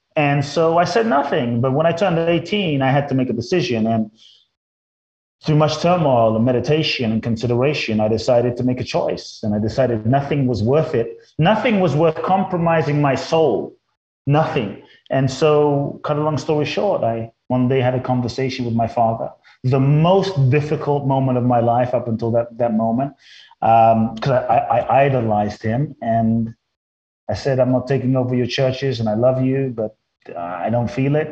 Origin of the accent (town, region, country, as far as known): London, United Kingdom; born or raised there; moved away as an adult; also born or lived in Mexico; now in Los Angeles, United States